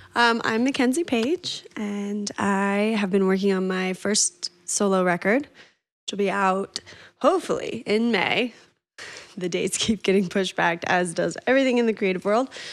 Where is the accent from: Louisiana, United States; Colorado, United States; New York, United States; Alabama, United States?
Colorado, United States; Northern; also born or lived in Boulder, Colorado / Oregon / Spain; I grew up in Northern Colorado